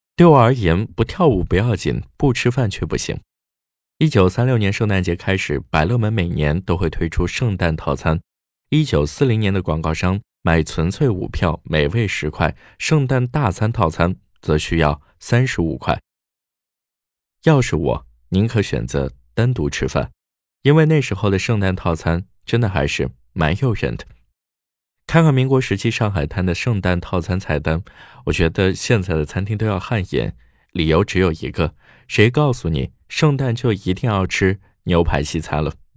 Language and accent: Chinese; China; 我们中国人就是有办法